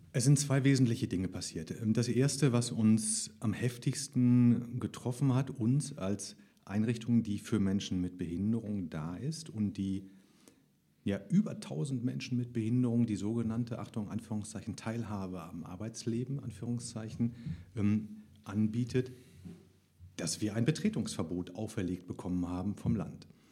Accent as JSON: {"language": "German", "area": "Heinsberg district", "region": "North Rhine-Westphalia", "country": "Germany", "said": "ich komme aus dem Kreis Heinsberg"}